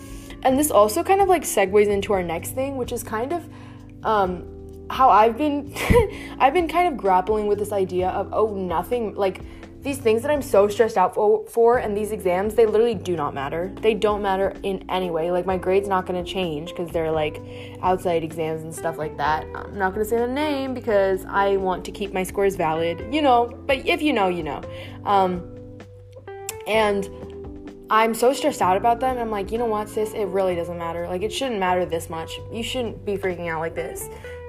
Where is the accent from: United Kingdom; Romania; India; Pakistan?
India; I'm Indian, so we eat with our hands pretty frequently